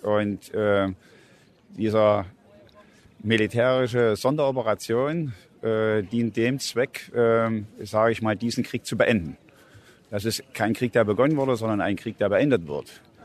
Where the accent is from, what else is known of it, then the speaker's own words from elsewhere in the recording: Germany; ich bin in der DDR groß geworden